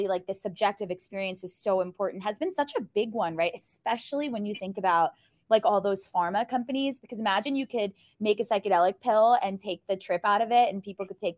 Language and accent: English; New York City, New York, United States; I am from Brooklyn.